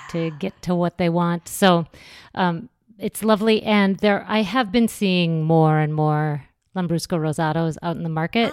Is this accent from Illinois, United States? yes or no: no; North Dakota, United States; also born or lived in Minnesota / Los Angeles; now in New York, United States; I grew up in North Dakota.